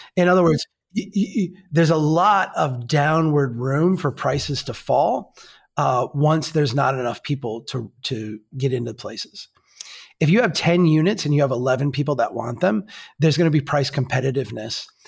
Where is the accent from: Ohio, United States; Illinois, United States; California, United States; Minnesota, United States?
Minnesota, United States; we're from Minnesota